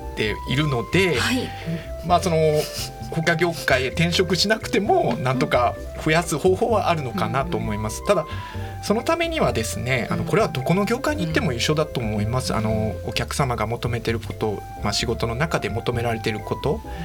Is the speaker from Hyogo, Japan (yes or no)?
yes; Kansai, Hyogo, Japan; 関西の兵庫県出身ですね